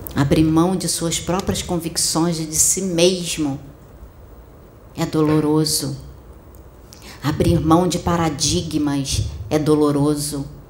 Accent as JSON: {"language": "Portuguese", "area": "Campo Grande", "region": "Rio de Janeiro", "country": "Brazil", "tie": "born or raised there", "also_born_or_lived": "Maia", "moved": "yes", "said": "Eu nasci em Campo Grande, eu morei durante um tempo em Campo Grande antes de vir para Maia"}